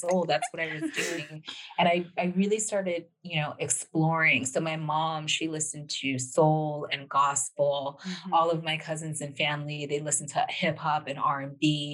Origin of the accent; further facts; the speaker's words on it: Los Angeles, California, United States; growing up in Los Angeles